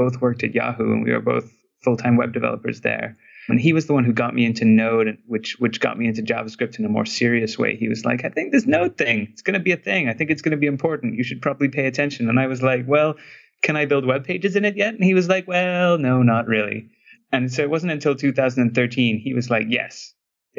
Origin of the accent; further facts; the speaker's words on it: Trinidad & Tobago; I grew up in Trinidad, which is, you know, it's an island in the Caribbean